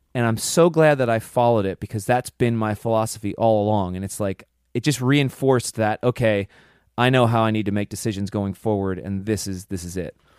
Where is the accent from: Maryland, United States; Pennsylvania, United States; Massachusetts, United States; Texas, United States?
Pennsylvania, United States; growing up, being from Pennsylvania